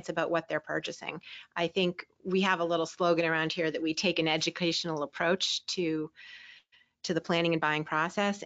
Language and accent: English; Boston, Massachusetts, United States; I grew up in the Boston area